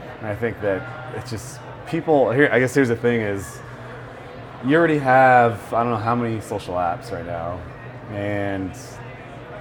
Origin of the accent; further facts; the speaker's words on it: Bay Area, California, United States; I'm Mexican-American, but I grew up in the Bay Area.